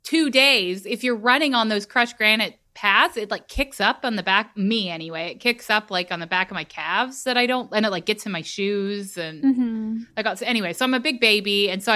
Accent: Texas, United States; I am a Texan through and through

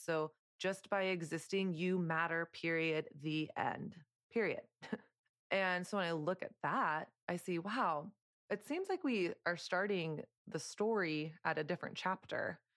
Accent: the South, United States; moved away as an adult; now in New York City, United States; I grew up in Southern conservative culture

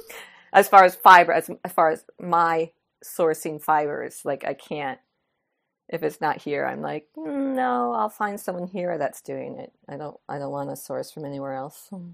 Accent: New York, United States; moved away as an adult; I was like a city slicker. I was, you know, twenty-five years New Yorker

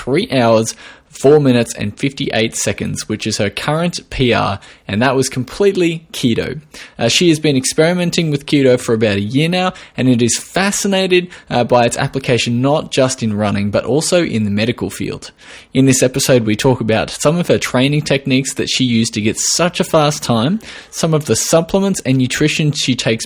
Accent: Australia

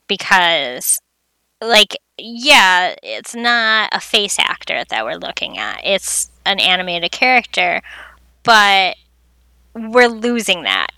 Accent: United States; because I'm American.

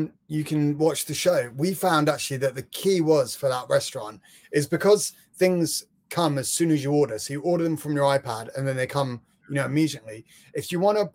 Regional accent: London, United Kingdom; I'm from London

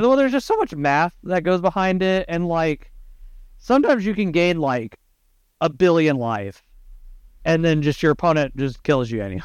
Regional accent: Texas, United States; Brett and I are from down south, we're from Texas

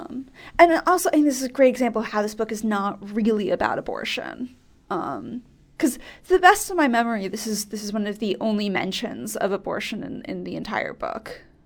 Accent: near Cambridge, Massachusetts, United States; I grew up near Cambridge

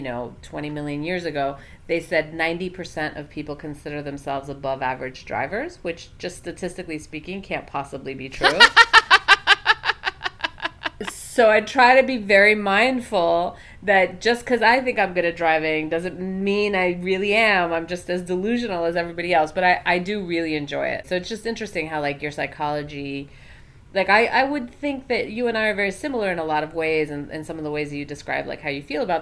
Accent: United States; I grew up around New York City, and I have driven a lot in New York

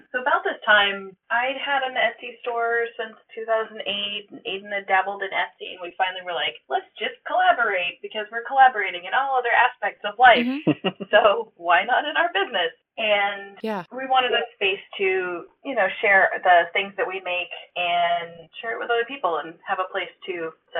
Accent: Seattle, Washington, United States; moved away as an adult; now in Bellingham, United States; Home for me, I was born and raised in West Seattle.

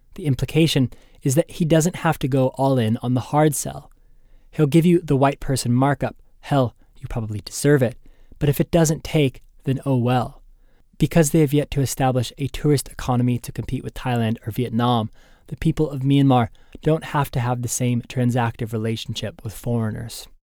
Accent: United States; I was from the United States.

